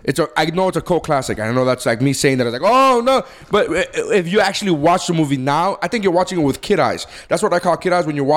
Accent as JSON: {"language": "English", "country": "United States", "said": "we're American"}